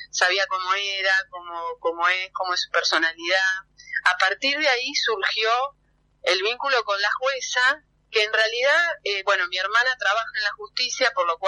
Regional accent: Temperley, Buenos Aires Province, Argentina; yo me crié en Temperley

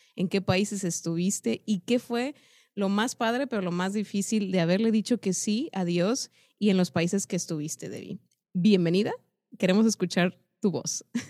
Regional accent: Mexico; como mexicanos y como este lado del mundo

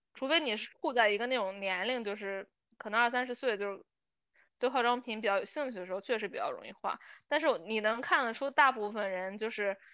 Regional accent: China; 像我们就是从小长大，其实虽然身在中国

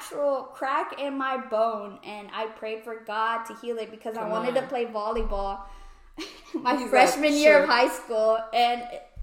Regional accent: Houston, Texas, United States; We're from Houston

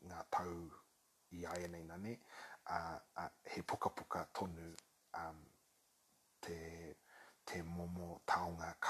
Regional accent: New Zealand; Māori is a second language; he kamu pōtiana taku māma, he Pākehā taku pāpa. Uh, no Aotearoa ahau

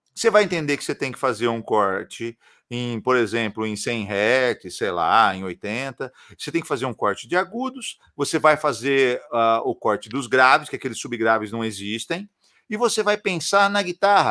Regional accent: interior of São Paulo, Brazil; eu sou de, do interior de São Paulo

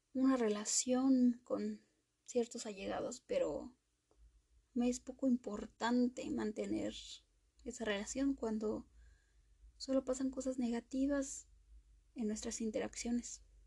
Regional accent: Mexico; soy mexicana

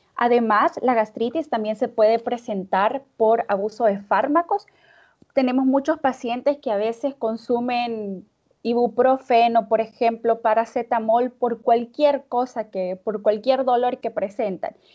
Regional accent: El Salvador; now in Russia; soy médico salvadoreño, pero me encuentro viviendo en Rusia

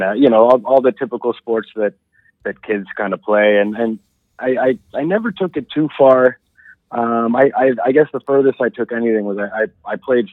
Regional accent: Dundas, Ontario, Canada; Well, I grew up in Dundas, Ontario, which is kind of like a suburb just to the west of the city. Born and raised there, I was the oldest of five kids.

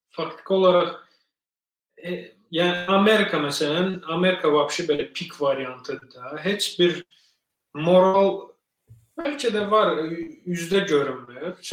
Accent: Azerbaijan; now in United States

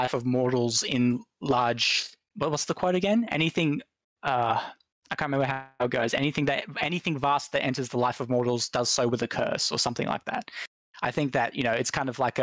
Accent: Australia; I'm an Aussie

